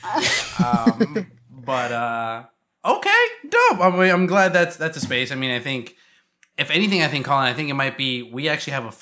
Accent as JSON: {"language": "English", "town": "Chicago", "region": "Illinois", "country": "United States", "tie": "born or raised there", "said": "I went to high school, like, in the suburb right out of Chicago"}